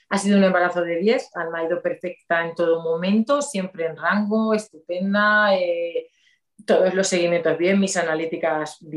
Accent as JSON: {"language": "Spanish", "town": "Valencia", "region": "Valencian Community", "country": "Spain", "tie": "born there", "said": "yo mm, nací"}